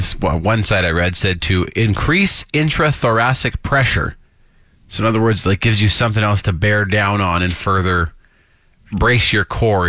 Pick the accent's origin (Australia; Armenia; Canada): Canada; Saskatchewan; now in Calgary, Canada; I'm from Saskatchewan, so a Calgary winter is a breeze.